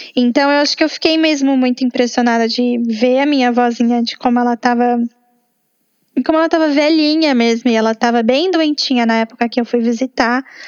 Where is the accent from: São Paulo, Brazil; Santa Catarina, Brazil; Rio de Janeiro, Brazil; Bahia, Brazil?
São Paulo, Brazil; moved away as an adult; na minha cidade natal, depois de um ano fora